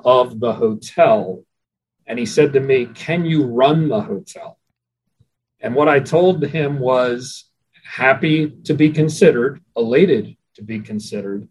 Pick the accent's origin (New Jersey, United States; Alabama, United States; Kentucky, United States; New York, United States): New Jersey, United States; Atlantic City; also born or lived in Philadelphia area; I'm a native of Atlantic City, New Jersey. I was born and raised there